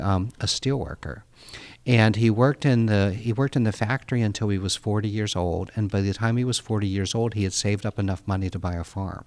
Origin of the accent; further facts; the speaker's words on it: outside Pittsburgh, Pennsylvania, United States; I grew up outside Pittsburgh, Pennsylvania